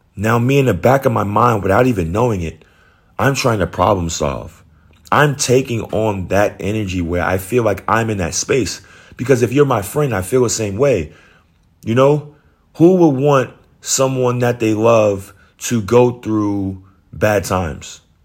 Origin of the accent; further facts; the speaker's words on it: New York, United States; moved away as an adult; now in Georgia, United States; I live in Georgia, but I'm from New York.